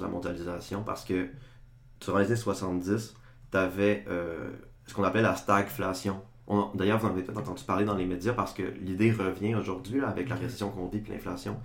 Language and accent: French; Chicoutimi, Quebec, Canada; moved away as an adult; now in Sherbrooke, Canada; je viens de Chicoutimi, comme vous deux